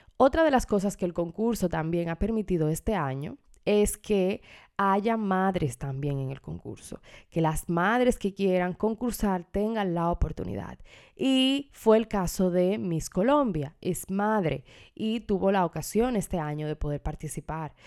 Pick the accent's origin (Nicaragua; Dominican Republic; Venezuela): Dominican Republic; en mi país, República Dominicana